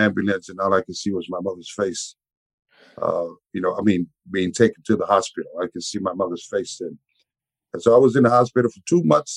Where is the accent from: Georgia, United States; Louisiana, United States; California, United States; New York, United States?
California, United States; San Francisco; I was raised in the swamps. you know, of Sunnydale, which is the hood back in the Bay Area.